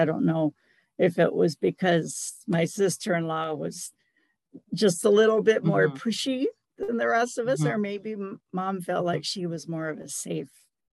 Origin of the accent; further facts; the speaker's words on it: Southern Arkansas, United States; moved away; I grew up in Southern Arkansas